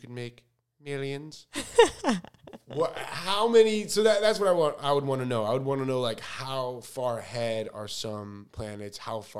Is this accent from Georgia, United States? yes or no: no; Chicago, Illinois, United States; now in Los Angeles, United States; I'm from Chicago. I have four siblings who are all my best friends.